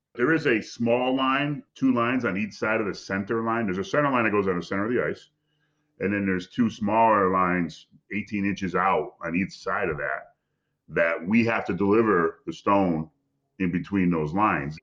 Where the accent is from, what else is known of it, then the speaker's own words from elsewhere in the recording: Connecticut, United States; I'm from Connecticut, about two and a half hours